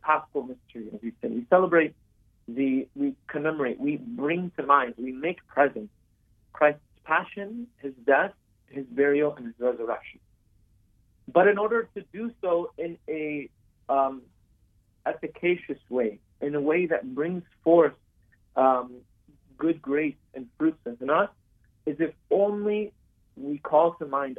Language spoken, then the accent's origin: English; United States; I'm born in America, I was raised here in America